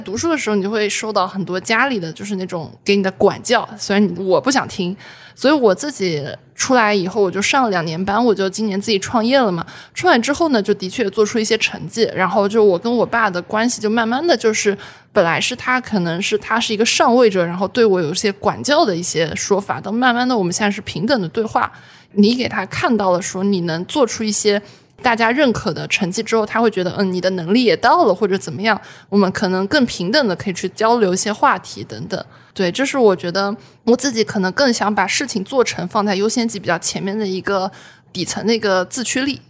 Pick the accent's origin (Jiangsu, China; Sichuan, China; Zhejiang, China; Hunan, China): Zhejiang, China; 我浙江人嘛